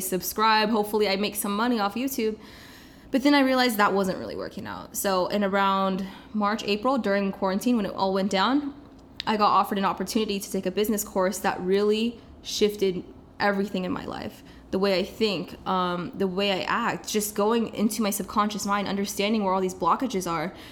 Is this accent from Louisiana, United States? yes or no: no; Kansas City, Missouri, United States; moved away as an adult; now in Los Angeles, United States; I am from Kansas City, born and raised